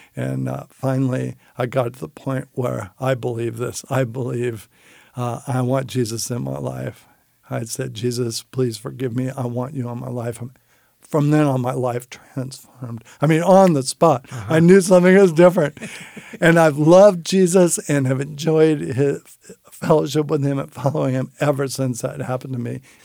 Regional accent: San Francisco, California, United States; I grew up in San Francisco

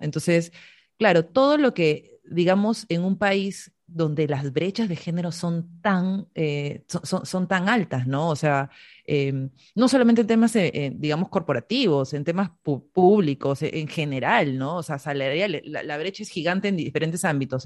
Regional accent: Peru; todas las peruanas

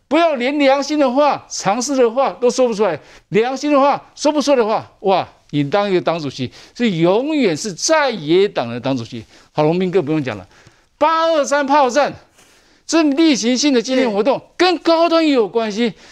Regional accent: Taiwan; 我们都是台湾人

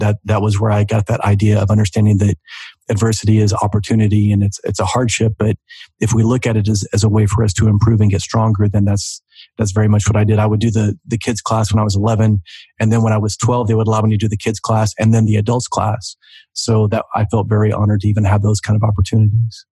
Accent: Oklahoma, United States; growing up in Oklahoma

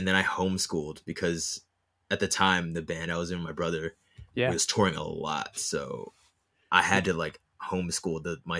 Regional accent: Hollywood, California, United States; But anyways, I was born in Hollywood. Yeah.

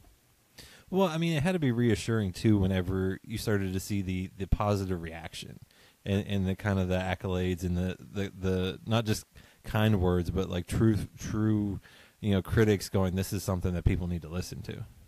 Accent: southern West Virginia, United States; now in Lexington, United States; I'm in Lexington now, and I grew up in uh, West Virginia

